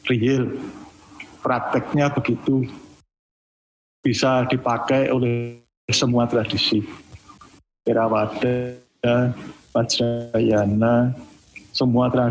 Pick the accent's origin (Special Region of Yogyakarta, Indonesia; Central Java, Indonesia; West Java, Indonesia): Special Region of Yogyakarta, Indonesia; Kadang kalau kita orang Jogja atau orang Jawa ada istilah kalau uh, bicara formal di, di desa itu